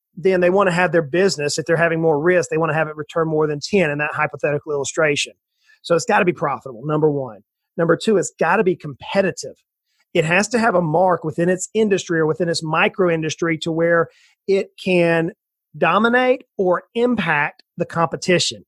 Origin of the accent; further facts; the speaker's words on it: South Georgia, United States; moved away as an adult; also born or lived in Knoxville, Tennessee; now in East Tennessee, United States; i grew up in South Georgia in the swamps of South Georgia, right on the ocean on the east coast of the United States